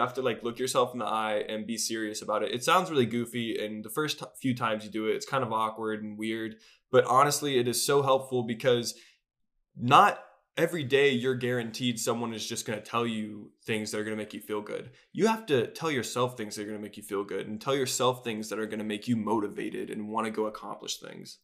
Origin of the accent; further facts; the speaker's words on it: Charlotte, North Carolina, United States; I'm also from Charlotte